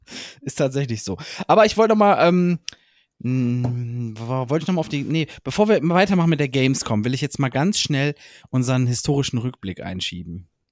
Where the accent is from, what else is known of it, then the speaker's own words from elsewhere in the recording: Heinsberg area, North Rhine-Westphalia, Germany; Ich komme ja aus dem Heinsberger Raum